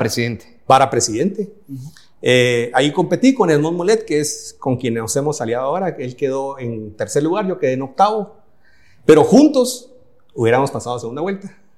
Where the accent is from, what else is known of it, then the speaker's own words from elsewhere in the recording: Guatemala; moved away as an adult; also born or lived in Switzerland / Germany / Italy; Yo hice una parte de mi carrera fuera de Guatemala